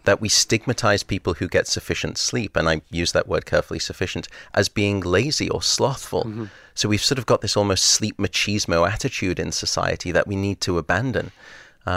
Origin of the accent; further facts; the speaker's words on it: Liverpool, North West England, United Kingdom; now in San Francisco, United States; I was born in Alderhay Hospital.